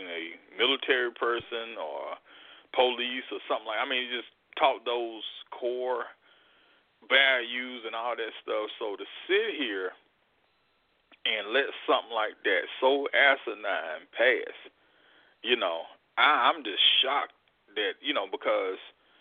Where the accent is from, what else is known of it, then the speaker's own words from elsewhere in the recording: Mississippi, United States; born and bred in the South in Mississippi